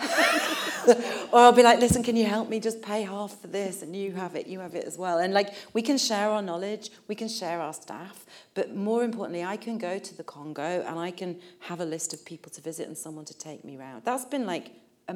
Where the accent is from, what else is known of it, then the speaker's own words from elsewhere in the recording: Leeds, Yorkshire and the Humber, United Kingdom; now in Liverpool, United Kingdom; I grew up in Leeds, not in Liverpool